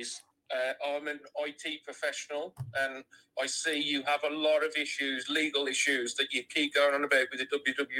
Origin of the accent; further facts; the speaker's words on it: Birmingham, West Midlands, United Kingdom; we're from the Midlands, yeah, a place called Birmingham